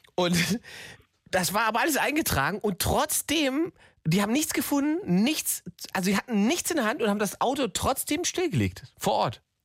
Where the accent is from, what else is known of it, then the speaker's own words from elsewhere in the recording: East Germany, Germany; now in Berlin, Germany; Ich bin aus dem Osten